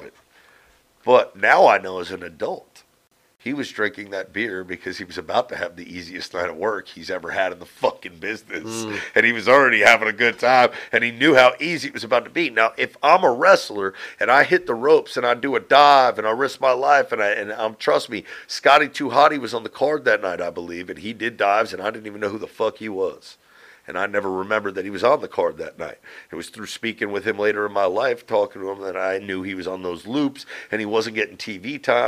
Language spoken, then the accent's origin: English; Northeast, United States; I lived a great life here in the Northeast growing up